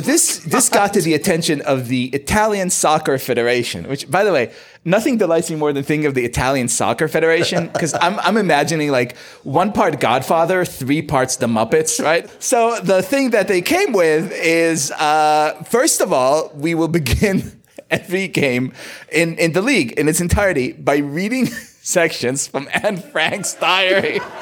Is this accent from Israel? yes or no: yes; Israel; moved away; I grew up in Israel